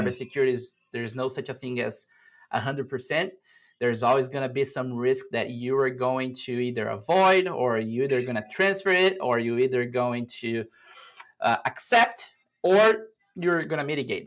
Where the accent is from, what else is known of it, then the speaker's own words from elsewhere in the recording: Brazil; moved away as an adult; now in United States; I'm originally from Brazil, and back in 2017, I moved to the US